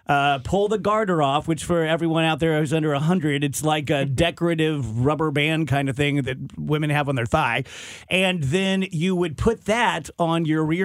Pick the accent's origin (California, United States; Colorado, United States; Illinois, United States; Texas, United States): Illinois, United States; growing up in Illinois